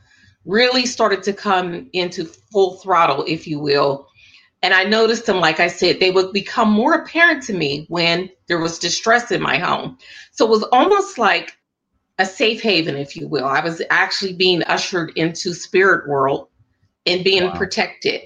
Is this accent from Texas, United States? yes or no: no; Pittsburgh, Pennsylvania, United States; I'm from Pittsburgh, Pennsylvania, born and raised here